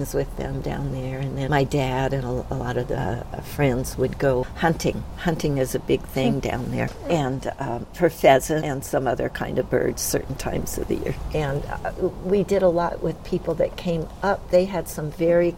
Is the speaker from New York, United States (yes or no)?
no; San Diego, California, United States; also born or lived in El Centro, California; we moved to San Diego, actually, when I was two. I didn't remember growing up in El Centro